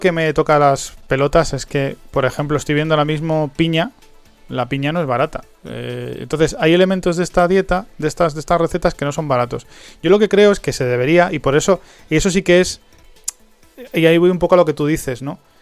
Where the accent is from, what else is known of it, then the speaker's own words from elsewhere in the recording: Spain; also born or lived in Madrid; Que somos españoles